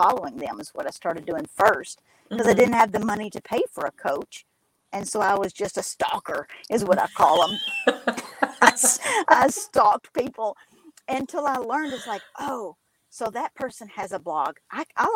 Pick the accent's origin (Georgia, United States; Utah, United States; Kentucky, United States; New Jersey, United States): Kentucky, United States; accent: twang; also born or lived in Alabama; I am in Kentucky. You can probably hear my dialect very clearly